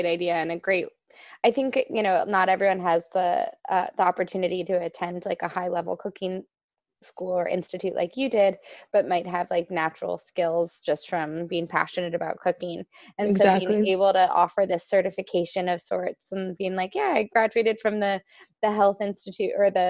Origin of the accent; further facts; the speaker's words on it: New York, United States; especially growing up in New York, most New Yorkers, I feel like they have salt in their house